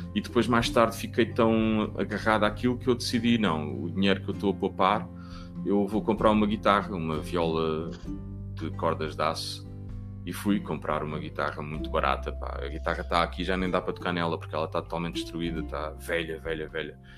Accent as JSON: {"language": "Portuguese", "town": "Cascais", "region": "Lisbon", "country": "Portugal", "tie": "born or raised there", "said": "Eu nasci em Lisboa, vim logo, vim logo para Carcavelos, e... mas a minha avó vive em Cascais e eu passei muito tempo entre Cascais e Carcavelos"}